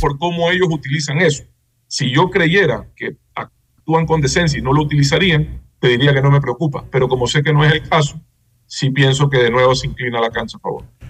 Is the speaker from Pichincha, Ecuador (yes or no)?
no; Guayaquil, Guayas, Ecuador; como guayaquileño